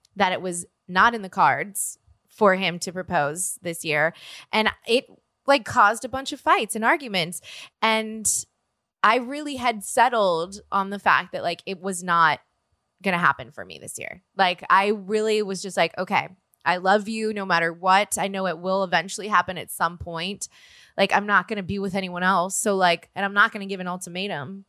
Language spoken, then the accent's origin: English; New Orleans, Louisiana, United States; now in Los Angeles, United States; I'm from New Orleans